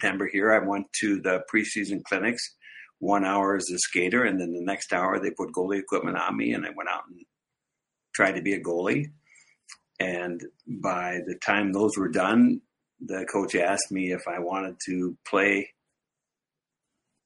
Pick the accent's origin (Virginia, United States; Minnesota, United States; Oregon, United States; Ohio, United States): Minnesota, United States; Edina; I grew up in Edina, Minnesota, which is kind of a hockey hotbed